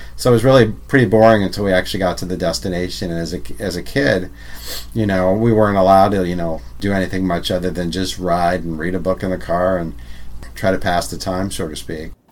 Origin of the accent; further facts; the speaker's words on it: Ramsey, New Jersey, United States; moved away; growing up in New Jersey